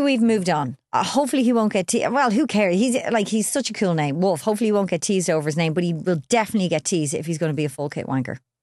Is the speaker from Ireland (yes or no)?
yes; Ireland; we're Irish